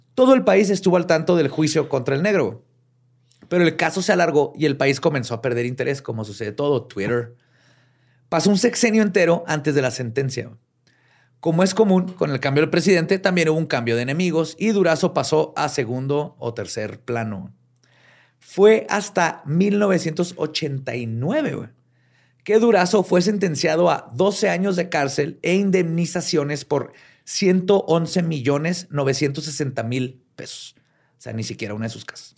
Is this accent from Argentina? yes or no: no; Mexico; como mexicanos